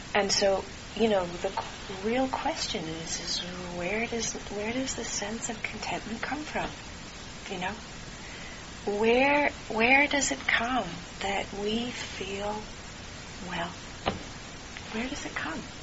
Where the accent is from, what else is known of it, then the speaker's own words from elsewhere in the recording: California, United States; also born or lived in Santa Cruz, California; I was born in California, and I spent a lot of time in Santa Cruz